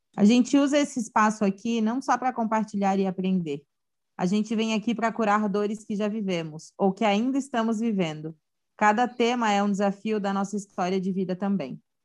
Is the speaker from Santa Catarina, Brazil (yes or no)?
yes; Santa Catarina, Brazil; sou de Santa Catarina